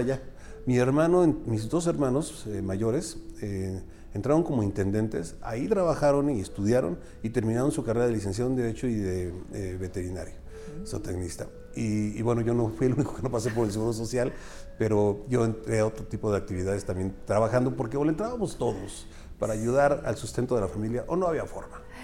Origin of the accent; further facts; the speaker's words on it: Pachuca, Hidalgo, Mexico; also born or lived in Atotonilco de Tula, Hidalgo; yo recuerdo cuando llegué a Pachuca a los seis años, o sea, nací en Pachuca, nos fuimos para allá y luego regresé